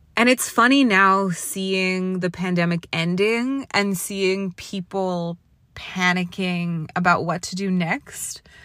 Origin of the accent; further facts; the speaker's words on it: Canada; moved away; also born or lived in Toronto; being Canadian or, like, the way I was raised